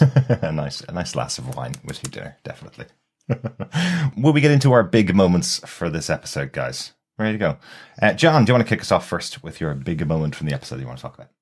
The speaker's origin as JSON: {"language": "English", "country": "Ireland", "said": "as an Irish person"}